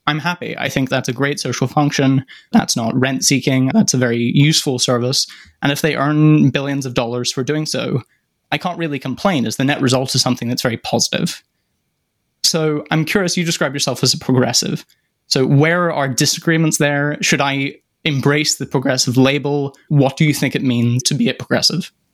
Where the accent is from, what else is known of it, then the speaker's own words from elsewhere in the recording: United Kingdom; my home country, the United Kingdom